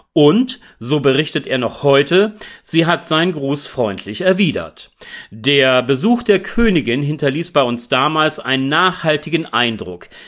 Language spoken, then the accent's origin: German; Celle, Lower Saxony, Germany; meine Geburtsstadt Celle